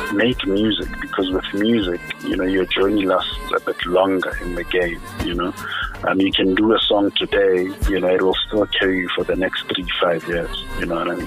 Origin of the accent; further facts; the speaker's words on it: Free State, South Africa; now in Pretoria, South Africa; I'm originally from the Free State, uh, but I'm currently based in Pretoria. You know, oh. Free State is like where I was born, but home is Pretoria. You know, oh. this is where I basically built my my life.